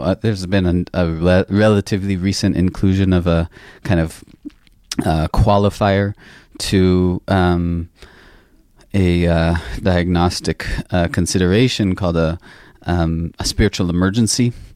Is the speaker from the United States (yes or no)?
yes; the northwest of the United States, Pacific Northwest, United States; I grew up in the States, in the northwest part of the country